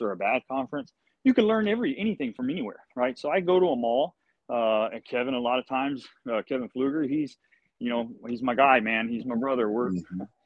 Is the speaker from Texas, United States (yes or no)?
yes; Gonzales, Texas, United States; Gonzales Fire Department, you know, my hometown